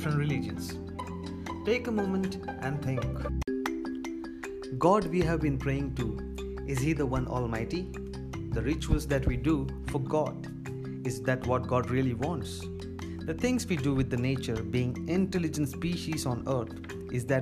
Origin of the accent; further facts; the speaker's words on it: Mumbai, Maharashtra, India; I am from Mumbai. Yes, from the country where ancient civilization started.